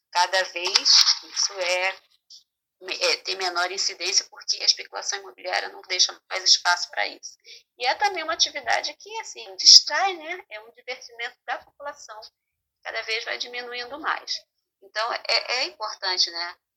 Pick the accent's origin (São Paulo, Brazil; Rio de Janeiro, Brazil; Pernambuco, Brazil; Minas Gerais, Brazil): Rio de Janeiro, Brazil; Nilópolis; Bem, eu vou contar, então vou lá no remoto dos tempos, porque eu sou de Nilópolis